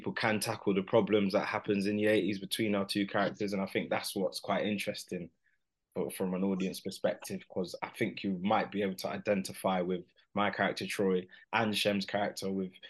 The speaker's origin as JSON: {"language": "English", "town": "Milton Keynes", "region": "South East England", "country": "United Kingdom", "said": "I'm from Milton Keynes, and that's where I started to just, you know, see what it's all about for myself amongst the amateur fighters there"}